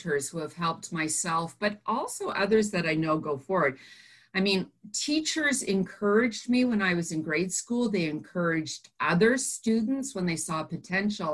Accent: Burlington, Ontario, Canada; growing up in Burlington, Ontario, when we first moved there

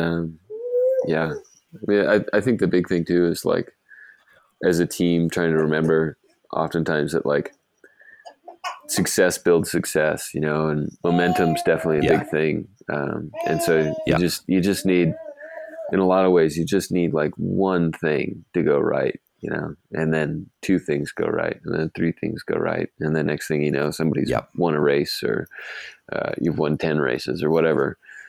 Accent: Golden, Colorado, United States; I grew up in Golden, home of Coors Brewery.

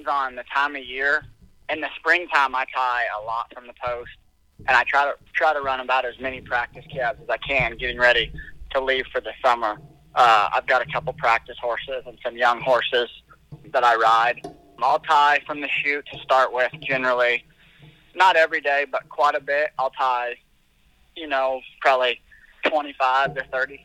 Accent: Albia, Iowa, United States; I'm from Albia, Iowa, about 60 miles from where Cammy used to live.

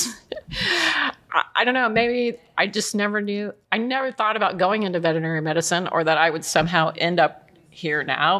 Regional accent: Oklahoma, United States; I grew up in Oklahoma

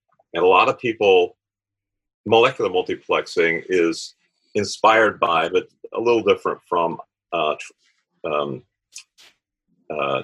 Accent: Tampa, Florida, United States; I was born in Tampa, Florida, MacDill Air Force Base. Lived on the water

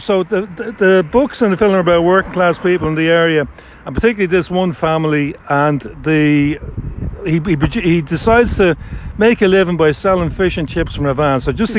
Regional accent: Dublin, Leinster, Ireland; Okay, so you're a Northsider anyway. Yeah, yeah. Same as myself.

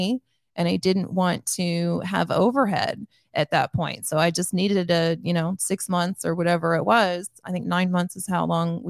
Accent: Grandview, United States; born or raised there

